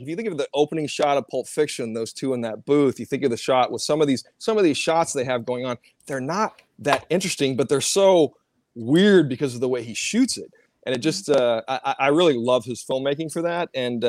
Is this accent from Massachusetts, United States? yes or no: no; Minot, North Dakota, United States; born there; also born or lived in Cheyenne, Wyoming; I was born in Minot, North Dakota, at the military base.